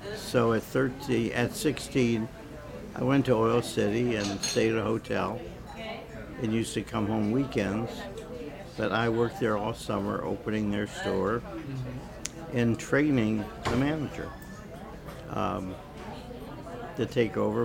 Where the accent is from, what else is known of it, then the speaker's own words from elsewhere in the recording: Erie, Pennsylvania, United States; I was born in Erie, Pennsylvania, which is uh, right on Lake Erie